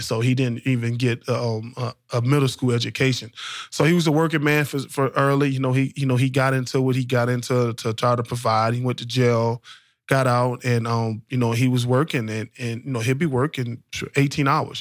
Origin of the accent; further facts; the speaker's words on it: New Orleans, Louisiana, United States; growing up in the projects, growing up in New Orleans in, in the nineties